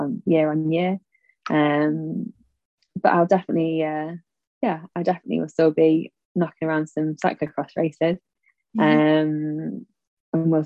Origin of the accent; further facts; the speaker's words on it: Sheffield, Yorkshire and the Humber, United Kingdom; I grew up in the Peak District in Sheffield